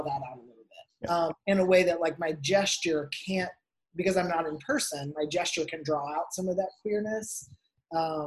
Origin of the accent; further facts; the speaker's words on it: Tennessee, United States; now in Arizona, United States; I grew up in Tennessee in a Pentecostal church